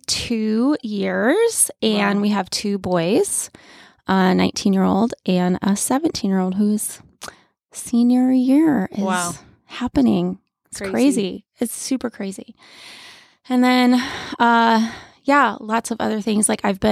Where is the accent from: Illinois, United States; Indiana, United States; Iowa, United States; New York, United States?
New York, United States; But I am originally from Western New York, small town outside of Buffalo. That's where I grew up.